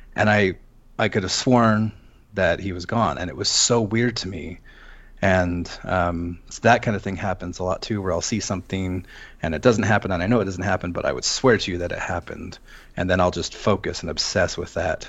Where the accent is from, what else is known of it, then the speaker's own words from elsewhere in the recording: Seattle, Washington, United States; moved away as an adult; also born or lived in Western US states; now in Las Vegas, United States; I'm originally from Seattle. Um, I spent twenty years there.